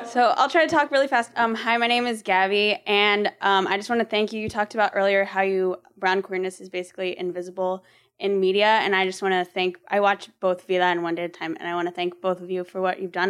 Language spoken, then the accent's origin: English; Texas, United States; I'm pretty Texan.